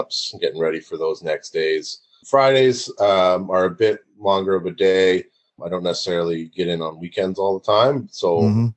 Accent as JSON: {"language": "English", "town": "Oakville", "region": "Ontario", "country": "Canada", "tie": "born or raised there", "said": "my hometown of Oakville"}